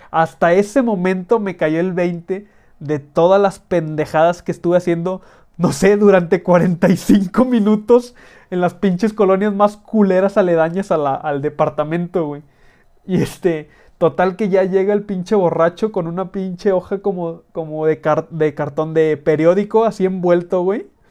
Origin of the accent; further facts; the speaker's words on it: northern Mexico, Mexico; accent: norteño; con mi pinche acento norteño